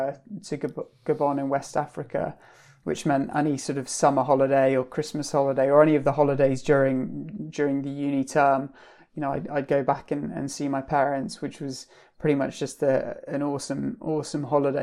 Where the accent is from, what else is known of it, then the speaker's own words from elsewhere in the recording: Brunei; now in United Kingdom; So I was brought up in Southeast Asia, in on the islands of Borneo, a country called Brunei.